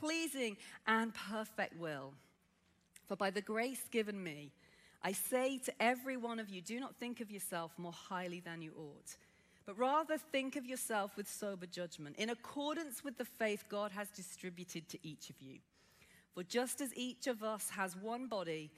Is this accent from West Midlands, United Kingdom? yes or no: yes; Birmingham, West Midlands, United Kingdom; accent: Brummie; I grew up in inner city Birmingham. Yes, I am a Brummie